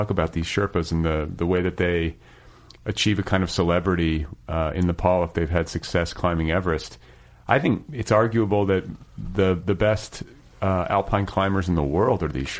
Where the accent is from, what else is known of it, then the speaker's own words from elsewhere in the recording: Midwest, United States; moved away as an adult; also born or lived in Colorado; I came from the Midwest, which is flat as a board.